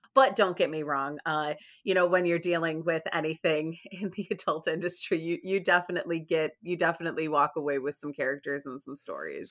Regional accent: Chicago, Illinois, United States; I grew up in Chicago

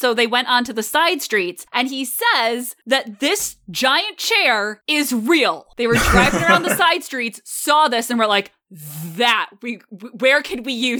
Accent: East Coast, United States; I'm from the East Coast.

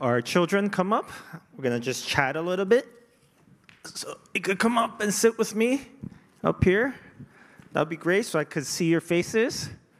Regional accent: South Korea; now in Canada; I wasn't born in Canada, right? I came from Korea.

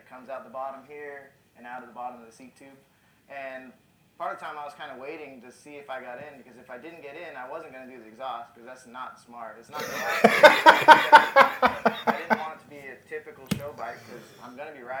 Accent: San Diego, California, United States; I'm from here in East County, San Diego.

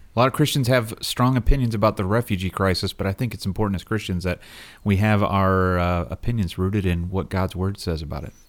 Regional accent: Rockford, Illinois, United States; I grew up uh, west of Chicago

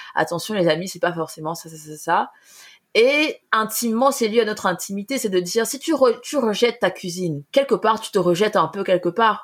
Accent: Cameroon; moved away as an adult; quand on, a, grandi avec la nourriture camerounaise

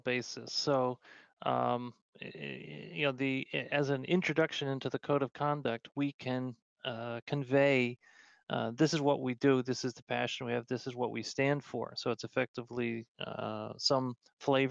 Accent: New York, United States; I'm a New Yorker

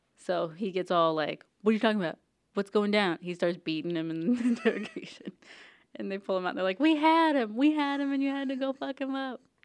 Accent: South Louisiana, United States; I'm from South Louisiana.

